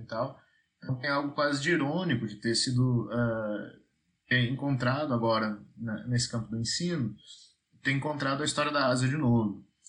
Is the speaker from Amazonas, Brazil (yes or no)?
no; Rio Grande do Sul, Brazil; moved away as an adult; now in Paraíba, Brazil; apesar de estar trabalhando na Paraíba, eu sou gaúcho, né? E tenho a ah, minha formação no Rio Grande do Sul.